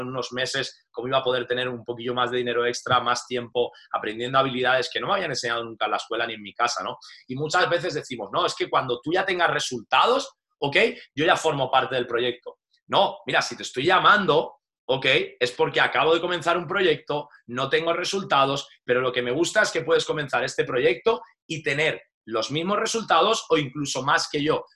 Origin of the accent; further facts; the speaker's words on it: Valencia, Valencian Community, Spain; moved away as an adult; also born or lived in Madrid; soy de Valencia y nada, me fui destinado pues a Madrid, estuve más de 11 años